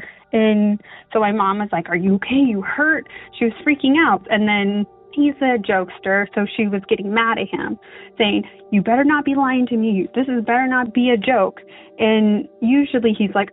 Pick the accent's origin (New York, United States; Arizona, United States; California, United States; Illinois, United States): Arizona, United States; I'm from Arizona on the Navajo Reservation, and we grew up listening and hearing the stories